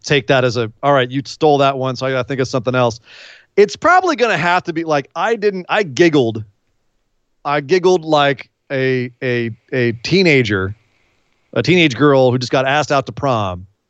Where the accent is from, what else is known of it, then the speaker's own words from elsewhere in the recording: California, United States; I'm from California.